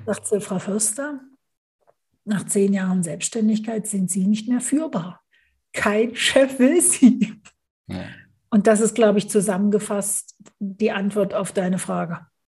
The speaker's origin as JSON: {"language": "German", "country": "Germany", "also_born_or_lived": "United Kingdom", "moved": "as an adult", "lives_now": "Switzerland", "said": "jetzt wohne ich als Deutsche in der Schweiz"}